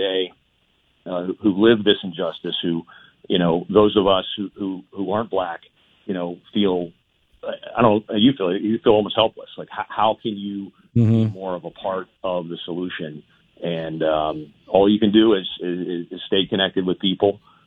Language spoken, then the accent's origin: English; Pittsburgh, Pennsylvania, United States; I'm from South Oakland